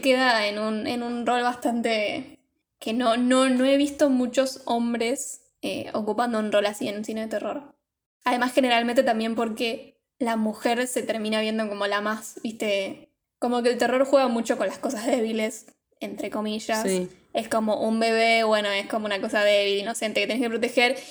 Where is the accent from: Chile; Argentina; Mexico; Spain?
Argentina; acá en Argentina en mi época de chica